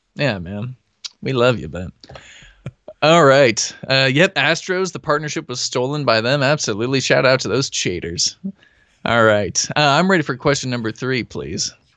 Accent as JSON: {"language": "English", "area": "Humboldt County", "region": "California", "country": "United States", "also_born_or_lived": "Oregon", "said": "I'm from Humboldt County"}